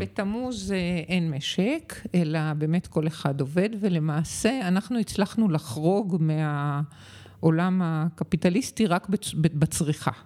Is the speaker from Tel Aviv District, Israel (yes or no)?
yes; Tel Aviv, Tel Aviv District, Israel; מכיוון שגדלתי במשפחה אשכנזית עם שני ילדים שהתפזרו בארץ וההורים נשארו בתל אביב